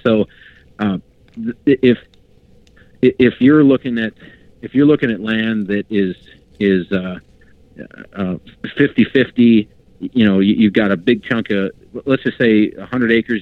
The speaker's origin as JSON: {"language": "English", "region": "Pennsylvania", "country": "United States", "tie": "born or raised there", "said": "growing up in Pennsylvania, my parents had and they they still have a cabin in northern PA"}